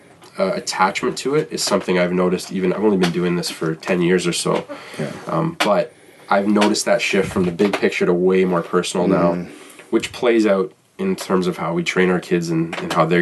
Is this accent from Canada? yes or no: yes; Toronto, Ontario, Canada; I'm from Toronto